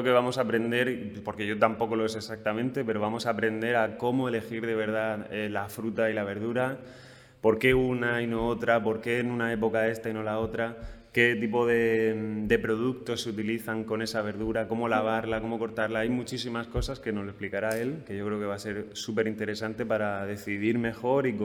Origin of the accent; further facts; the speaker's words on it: Region of Murcia, Spain; todo lo que coméis en Madrid es nuestro